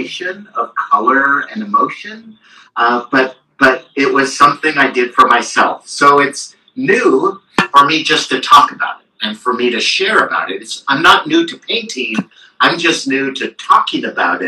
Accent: Marin County, California, United States; We were living in Marin County

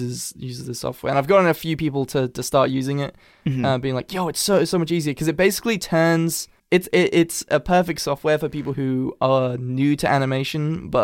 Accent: England, United Kingdom; accent: Americanized; I do have, like, an Americanized accent because my... Like, I'm half American. Like, I've born and raised in England, but my mother's from California.

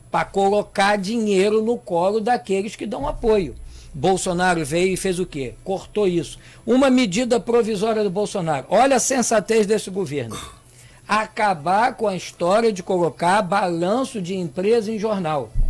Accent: Brazil; Nós somos brasileiros.

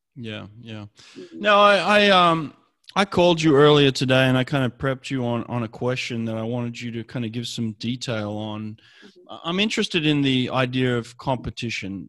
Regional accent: Sydney, New South Wales, Australia; now in Los Angeles, United States; I grew up in Sydney, Australia

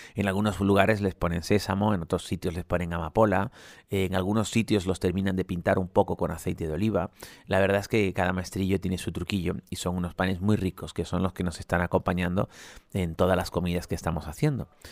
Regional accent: Spain

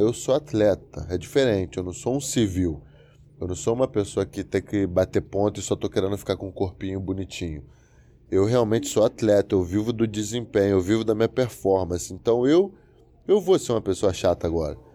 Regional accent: Brazil; moved away as an adult; now in United States; eu amo o Brasil, eu amo minha terra, amo minha gente, amo minha família, amo meu povo

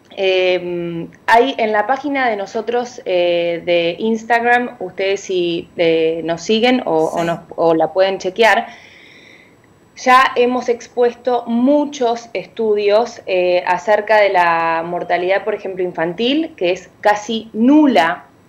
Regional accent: Uruguay; now in Dominican Republic; yo soy de Uruguay, dominicana, de corazón, pero eh, aplatanada, como dicen, pero uruguaya

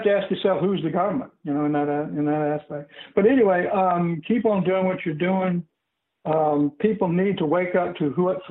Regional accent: the South, United States; And I come from a poor background. I am very familiar with the quote-unquote black culture that I was raised in the South.

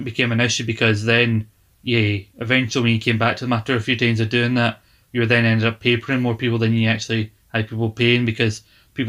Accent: Glasgow, Scotland, United Kingdom; somewhere in Glasgow

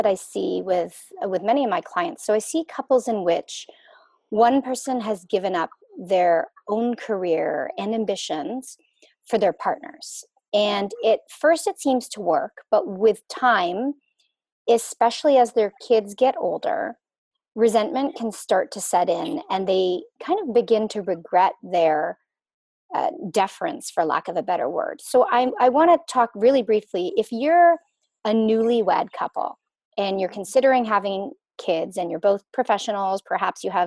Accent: Canada; I was born in Canada

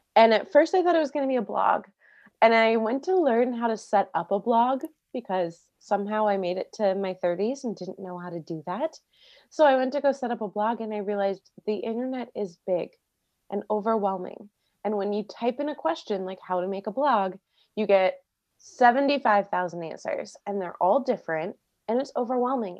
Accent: Maryland, United States; moved away as an adult; also born or lived in Florida; now in California, United States; I grew up in Maryland outside D C.

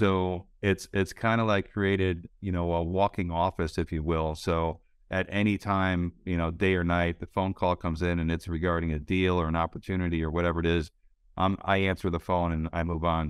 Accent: Connecticut, United States; moved away as an adult; also born or lived in Silicon Valley / South Florida; I grew up in Connecticut

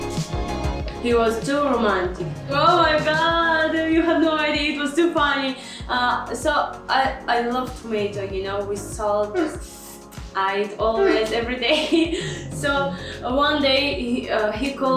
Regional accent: Uzbekistan; I am from Uzbekistan.

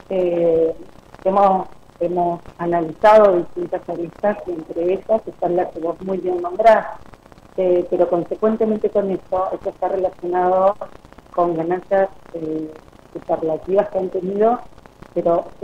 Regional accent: Santa Fe, Argentina; soy de Santa Fe.

